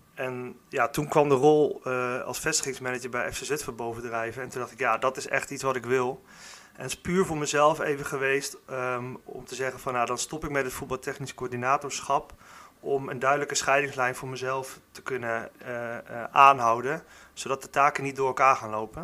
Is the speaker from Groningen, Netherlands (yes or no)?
no; Warnsveld, Gelderland, Netherlands; also born or lived in Zutphen; kom ik zelf uit Warnsveld. daar heb ik, ben ik opgegroeid